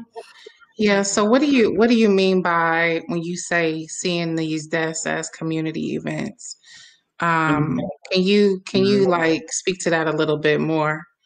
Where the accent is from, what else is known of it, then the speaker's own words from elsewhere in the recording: Milwaukee, Wisconsin, United States; my hometown of Milwaukee, uh, Wisconsin